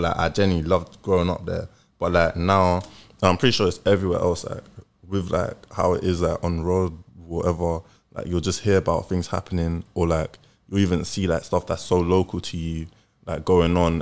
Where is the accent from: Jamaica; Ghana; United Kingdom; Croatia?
United Kingdom; London; I grew up in Tottenham